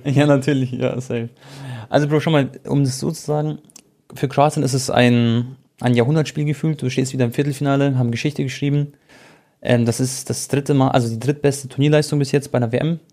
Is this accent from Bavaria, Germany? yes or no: yes; Munich, Bavaria, Germany; ich bin in München geboren, Deutschland aufgewachsen